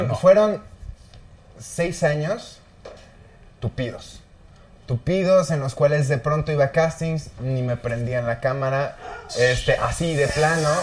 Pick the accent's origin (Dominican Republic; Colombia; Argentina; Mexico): Mexico; northern Mexico; siendo norteño